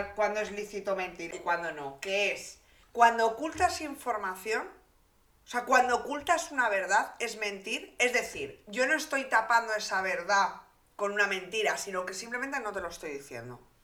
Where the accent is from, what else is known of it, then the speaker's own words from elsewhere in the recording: Santander, Cantabria, Spain; yo vivía en una burbujita un poco pues de Santander, de pueblerina